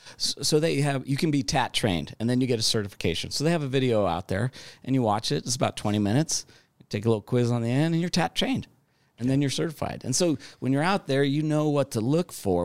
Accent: Southern California, United States; moved away; I grew up in, uh, Southern California

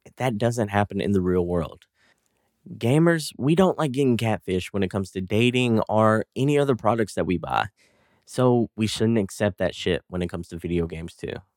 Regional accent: East Texas, United States; accent: country drawl; I'm actually from East Texas, and all of us talk with that country drawl

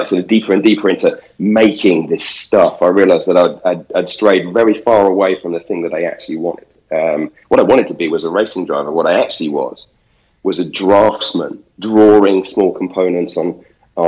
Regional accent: United Kingdom; as a British guy

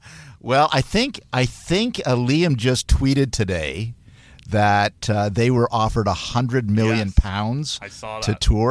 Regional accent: Hamilton, Ontario, Canada; also born or lived in Manchester, United Kingdom; I was born in Manchester, UK, and then grew up in Hamilton.

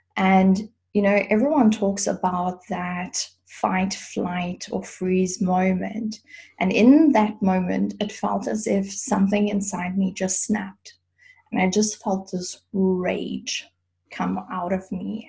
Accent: South Africa; now in Germany; I grew up in South Africa

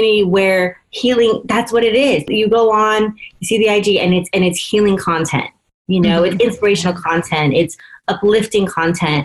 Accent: Union City, California, United States; first language English; I grew up in Union City

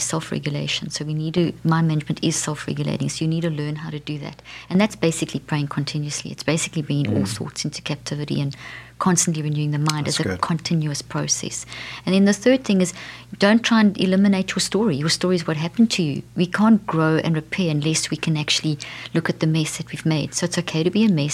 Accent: South Africa; moved away; I come from South Africa

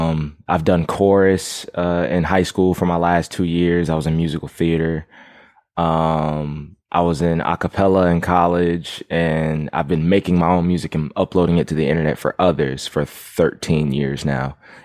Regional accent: Fairbanks, Alaska, United States; also born or lived in Savannah, Georgia / Jacksonville, Florida; I was born in Savannah, Georgia, raised in Fairbanks, Alaska, moved back to Savannah, Jacksonville, Florida.

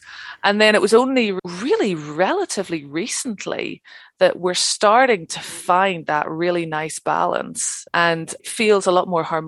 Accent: Ireland; as I say, I'm from Ireland, I like to talk.

